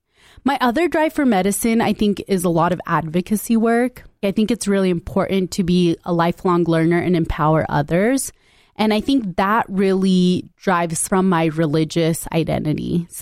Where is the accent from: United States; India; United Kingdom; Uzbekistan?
India; Punjab; born there; So I specifically say I identify as Punjabi, although I was born in India.